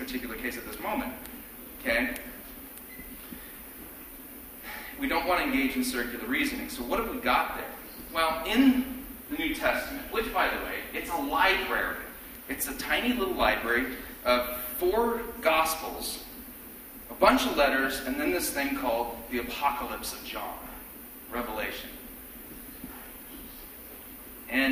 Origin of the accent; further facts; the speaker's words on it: Torrance, California, United States; now in Fishers, United States; I was born in Torrance, California. I live in Fishers, Indiana.